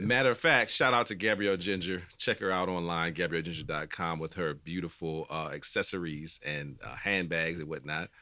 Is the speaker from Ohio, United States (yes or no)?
no; New Orleans, Louisiana, United States; I'm from New Orleans